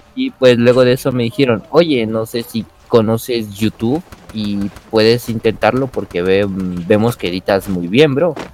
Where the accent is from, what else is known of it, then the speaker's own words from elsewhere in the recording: Quito, Pichincha, Ecuador; yo soy de Ecuador, de lo que sería la ciudad de Quito